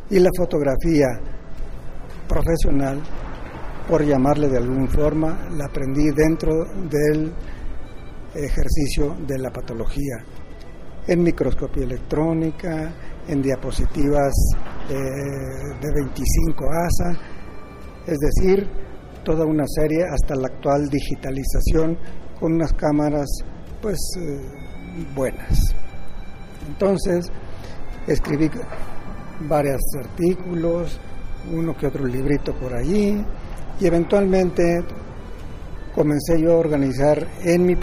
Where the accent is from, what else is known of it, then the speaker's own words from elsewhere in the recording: Lerdo, Durango, Mexico; moved away as an adult; also born or lived in Mexico City, Mexico; now in Reynosa, Mexico; yo soy originario de Ciudad Lerdo, Durango. Nací en el año de 1940, un 19 de julio de la primaria la estudié en el Instituto Francés de La Laguna. Después me fui a Durango, Durango, capital